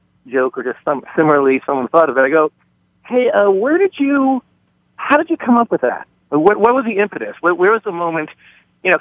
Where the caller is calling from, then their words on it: Bay Area, California, United States; I'm calling from the Bay Area.